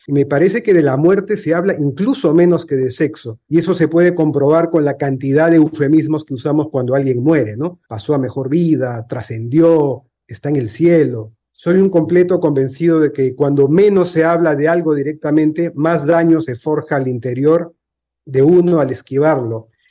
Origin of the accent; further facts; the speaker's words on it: Lima, Peru; mi país y Lima, mi ciudad